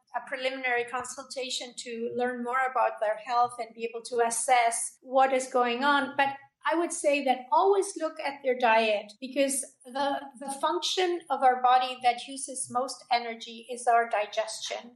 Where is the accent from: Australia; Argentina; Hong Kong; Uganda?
Argentina; Buenos Aires; moved away as an adult; also born or lived in Los Angeles, United States; now in United States; I emigrated into the United States from Argentina. I was born in Buenos Aires